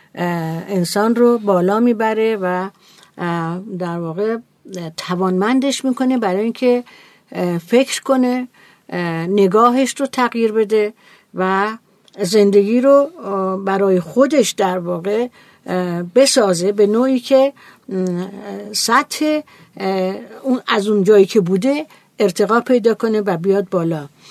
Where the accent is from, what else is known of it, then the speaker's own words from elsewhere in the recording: Iran; ما ایرانی هستیم